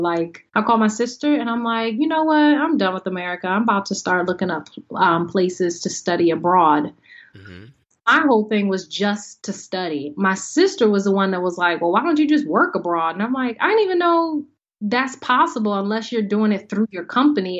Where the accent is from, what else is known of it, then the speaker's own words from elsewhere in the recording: Howard County, Maryland, United States; moved away as an adult; also born or lived in Washington, D.C. / New York / Los Angeles; I am from well, born in D.C., raised in Howard County, maybe 40 minutes outside of D.C.